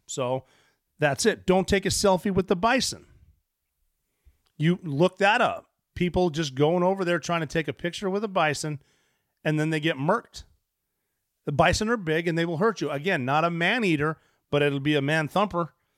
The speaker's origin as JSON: {"language": "English", "region": "Montana", "country": "United States", "tie": "born or raised there", "moved": "yes", "said": "I grew up in Montana"}